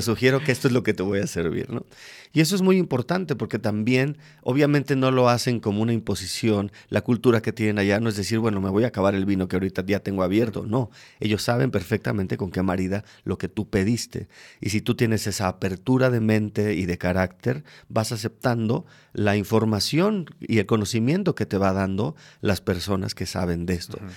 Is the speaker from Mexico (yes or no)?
yes; Mexico City, Mexico; moved away as an adult; now in Querétaro, Mexico; alguien de la Ciudad de México como yo